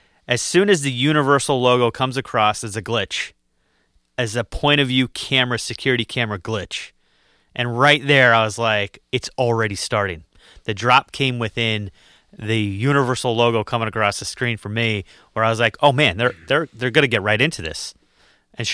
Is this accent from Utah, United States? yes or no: yes; Utah, United States; I was from Utah, and I'm thinking that is on brand.